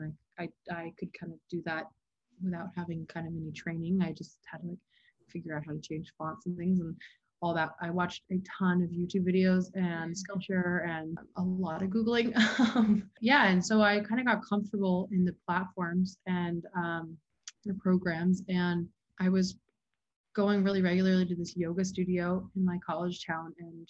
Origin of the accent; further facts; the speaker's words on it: Hilton Head, South Carolina, United States; I grew up in Hilton Head, South Carolina.